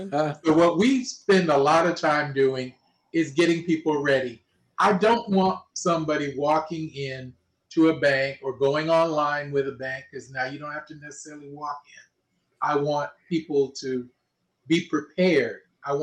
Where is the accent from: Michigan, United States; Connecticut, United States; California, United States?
California, United States; Los Angeles; I was born and raised here.